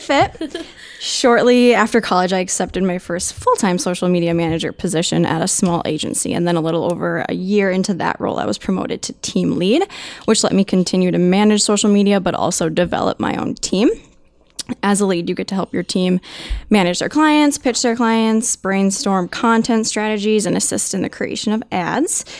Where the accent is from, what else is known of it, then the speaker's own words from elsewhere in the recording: Minnesota, United States; I was born and raised in Minnesota